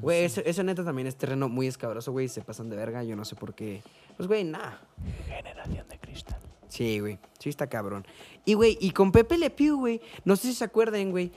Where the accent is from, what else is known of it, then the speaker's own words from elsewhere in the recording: Mexico; yo soy mexicano